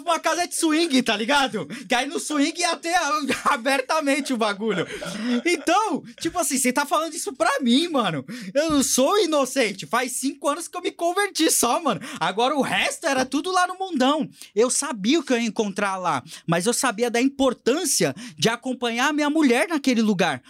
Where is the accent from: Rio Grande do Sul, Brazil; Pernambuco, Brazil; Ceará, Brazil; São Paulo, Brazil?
São Paulo, Brazil; São Vicente; Eu vim da comunidade de São Vicente, na Baixada Santista